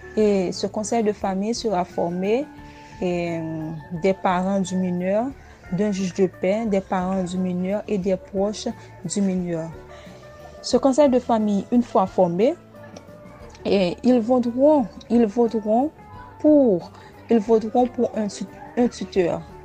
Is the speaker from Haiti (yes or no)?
yes; Haiti; je suis haïtienne